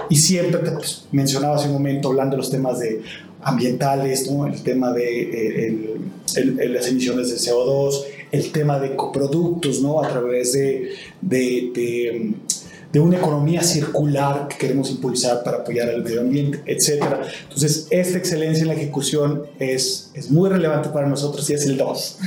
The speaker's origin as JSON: {"language": "Spanish", "country": "Mexico", "said": "también soy mexicano"}